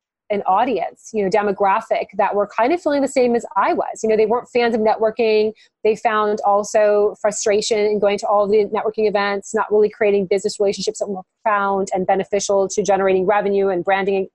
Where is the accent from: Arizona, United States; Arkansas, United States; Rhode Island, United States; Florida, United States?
Florida, United States; Miami; moved away as an adult; also born or lived in North Carolina; we moved from North Carolina back to Miami, my hometown